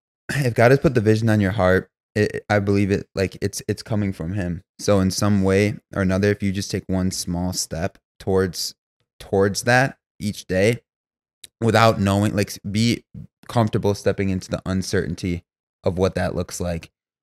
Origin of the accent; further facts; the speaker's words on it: Grand Rapids, Michigan, United States; born and raised in Grand Rapids, Michigan